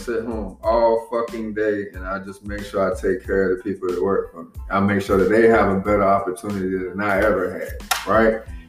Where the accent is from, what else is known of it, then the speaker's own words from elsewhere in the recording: the South, United States; Like, growing up in the South, man, there was a shitload of girls that was molested, abused, all kinds of shit, man.